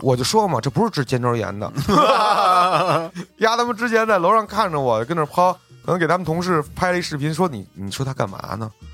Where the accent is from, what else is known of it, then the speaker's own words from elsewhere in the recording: China; 我作为中国人